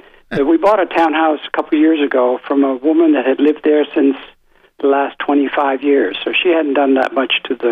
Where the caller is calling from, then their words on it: Raleigh, North Carolina, United States; Hi, Tim and Dave. … from North Raleigh.